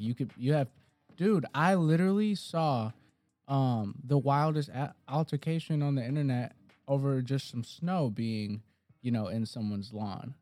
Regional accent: Detroit, Michigan, United States; I'm, I'm from Detroit

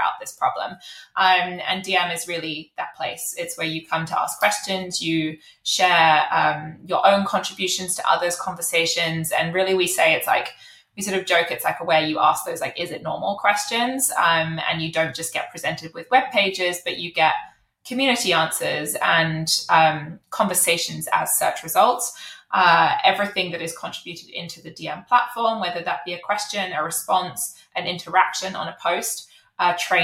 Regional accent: United Kingdom; accent: British; I am British, as you can probably tell from my accent.

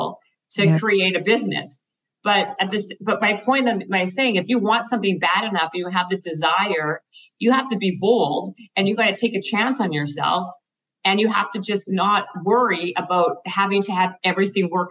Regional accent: Canada; moved away as an adult; now in Los Angeles, United States; I'm Canadian.

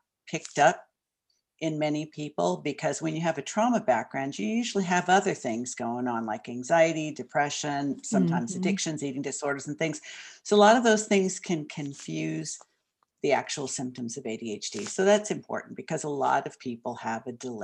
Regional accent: Southern California, United States; moved away as an adult; also born or lived in Hollywood, Los Angeles; now in Portland, United States; I grew up in Southern California

